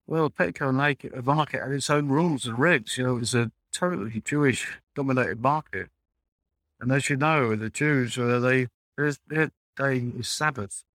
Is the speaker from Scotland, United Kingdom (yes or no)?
no; London, United Kingdom; a young man growing up in East End.